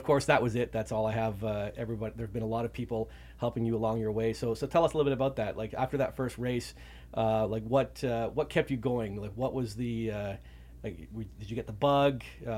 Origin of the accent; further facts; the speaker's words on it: Ontario, Canada; As some of you listeners will know, I'm also from Canada. Dylan and I are from the same part near Toronto